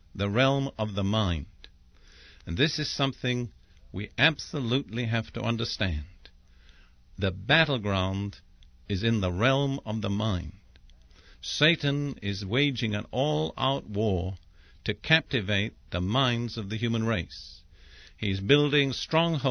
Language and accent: English; England, United Kingdom; I'm English by background